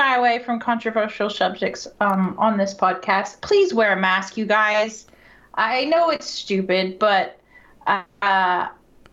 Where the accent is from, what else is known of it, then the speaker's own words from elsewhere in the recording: United States; moved away as an adult; now in United Kingdom; As an American